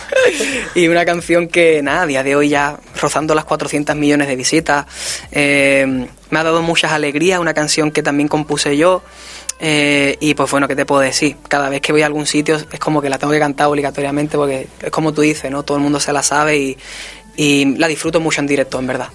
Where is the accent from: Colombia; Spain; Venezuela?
Spain; aquí en mi país